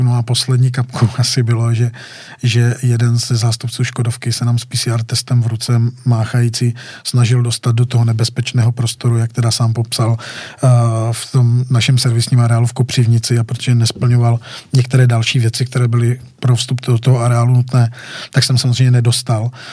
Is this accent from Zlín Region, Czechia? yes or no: yes; Wallachia, Zlín Region, Czechia; já jsem malý kluk z Valeska